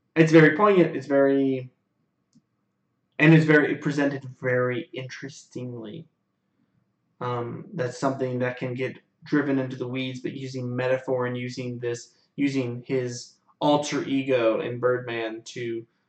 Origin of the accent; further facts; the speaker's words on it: United States; as an American people